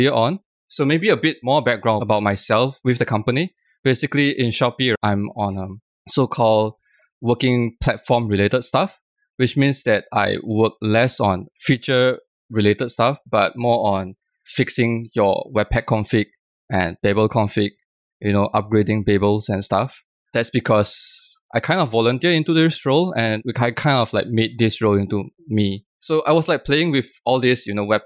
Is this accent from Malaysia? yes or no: yes; Malaysia; now in Singapore; I'm originally from Malaysia